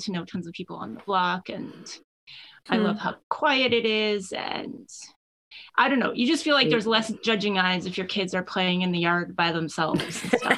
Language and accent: English; Winnipeg, Manitoba, Canada; also born or lived in Ottawa, Ontario; now in St. Malo, Canada; I grew up in Winnipeg and Ottawa, and I had my first experience with rural living was moving to St. Malo like 3 years ago.